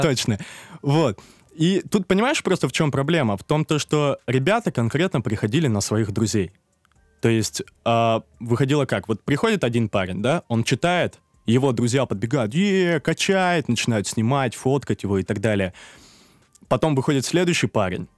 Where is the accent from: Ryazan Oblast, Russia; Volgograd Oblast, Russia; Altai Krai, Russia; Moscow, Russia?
Moscow, Russia; also born or lived in Kazakhstan; я как бы родился в двухтысячном, и в две тысячи втором я уехал в Москву